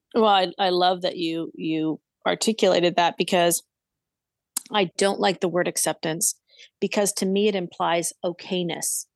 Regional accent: Southern California, United States; now in Santa Barbara, United States; where I grew up in Southern California, which is about ninety minutes south of me

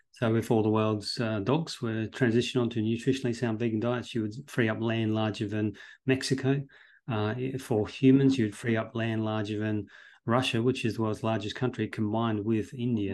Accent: Australia; I'm originally from Australia

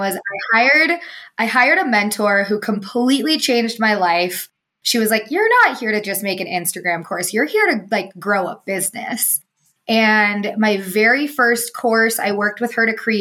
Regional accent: Truckee, California, United States; also born or lived in Colorado; I grew up in Northern California

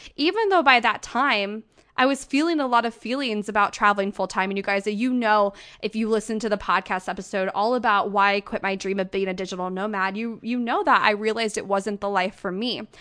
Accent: St. Louis, Missouri, United States; now in Denver, United States; my hometown

